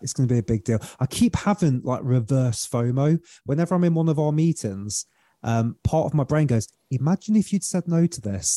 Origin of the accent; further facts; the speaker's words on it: United Kingdom; accent: British; my beautiful British accent